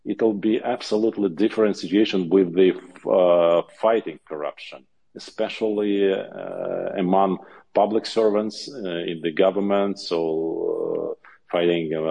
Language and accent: English; Zaporizhzhia, Zaporizhzhia Oblast, Ukraine; I was born in Zaporizhia